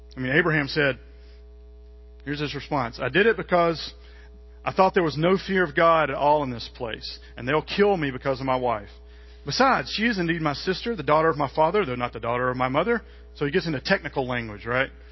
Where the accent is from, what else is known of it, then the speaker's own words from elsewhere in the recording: Mississippi, United States; I'm from Mississippi